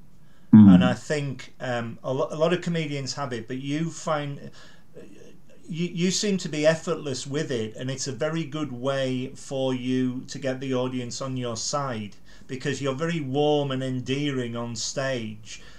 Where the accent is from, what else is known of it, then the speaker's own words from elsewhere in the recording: Carlisle, North West England, United Kingdom; I said, Carlisle.